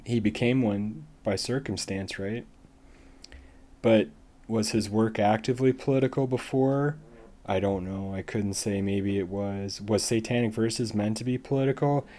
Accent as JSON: {"language": "English", "country": "United States", "said": "as an American"}